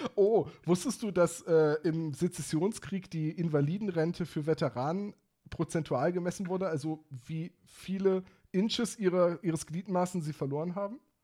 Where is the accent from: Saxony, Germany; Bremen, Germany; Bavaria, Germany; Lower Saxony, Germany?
Bremen, Germany; ich als Bremer